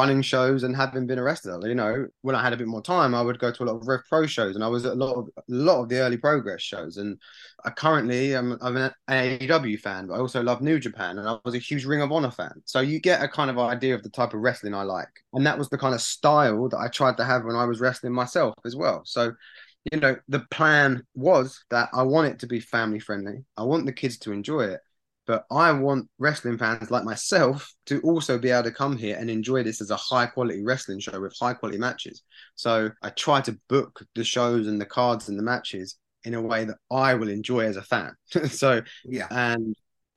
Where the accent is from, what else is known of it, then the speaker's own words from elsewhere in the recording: Borehamwood, East of England, United Kingdom; it was my hometown and I'm from there